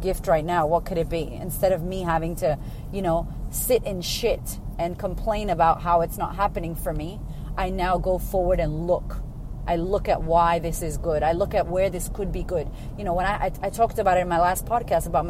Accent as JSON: {"language": "English", "town": "Boston", "region": "Massachusetts", "country": "United States", "tie": "born or raised there", "moved": "as an adult", "lives_now": "Australia", "said": "I'm originally from Boston, from America"}